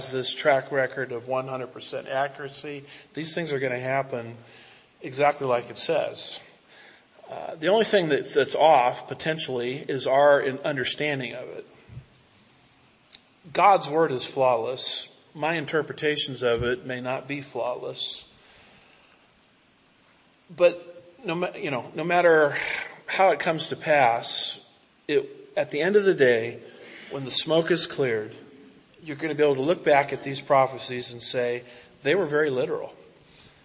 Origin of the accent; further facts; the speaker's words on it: Southern California, United States; now in Houston, United States; I'm from Southern California, which is a virtual parking lot.